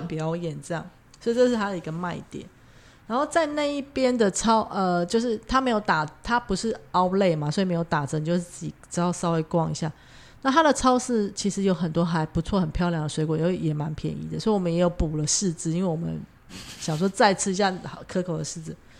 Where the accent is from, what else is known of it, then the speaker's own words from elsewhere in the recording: Taiwan; 我也是台湾来的